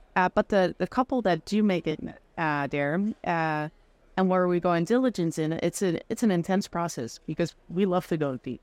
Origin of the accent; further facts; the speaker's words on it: Netherlands; moved away as an adult; also born or lived in France; now in United States; I'm originally from the Netherlands